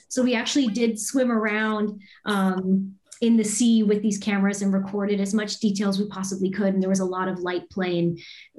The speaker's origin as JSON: {"language": "English", "town": "Windsor", "region": "Ontario", "country": "Canada", "tie": "born or raised there", "also_born_or_lived": "Toronto", "said": "in Windsor, Ontario, but went to school in Toronto, which is where I met my husband, Dan."}